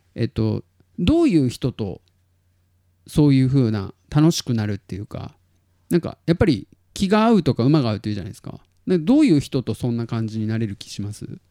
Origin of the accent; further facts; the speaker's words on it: Tottori, Japan; 鳥取生まれギターポップ育ち